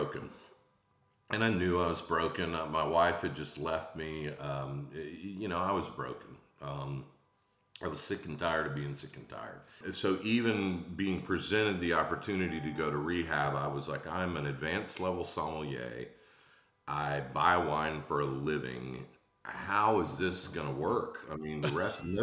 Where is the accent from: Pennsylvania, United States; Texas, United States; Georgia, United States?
Georgia, United States; Atlanta; moved away; also born or lived in Charleston, South Carolina; I was born in Atlanta, Georgia. I ended up in Charleston